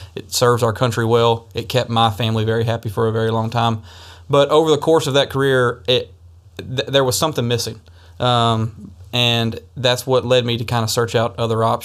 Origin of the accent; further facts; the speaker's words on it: Tennessee, United States; born and raised in Tennessee. I am a Tennessee native, and I'm proud